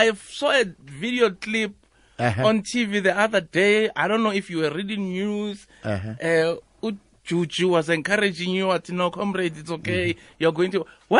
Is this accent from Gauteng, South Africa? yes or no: yes; Johannesburg, Gauteng, South Africa; I grew up in Pimville, there's a golf course in Pimville.